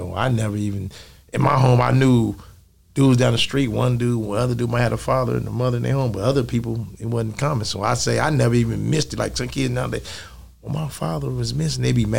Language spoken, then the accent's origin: English; Oklahoma City, Oklahoma, United States; born or raised there